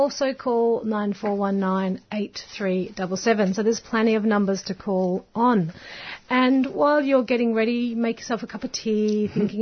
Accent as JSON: {"language": "English", "area": "Dandenong Ranges", "region": "Victoria", "country": "Australia", "tie": "born or raised there", "said": "I grew up in the Dandenong Ranges and spent, you know, a very sort of wild and wonderful childhood"}